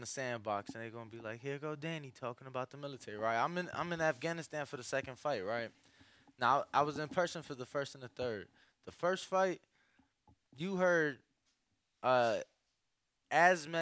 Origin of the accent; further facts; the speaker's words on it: Chicago, Illinois, United States; I'm from Chicago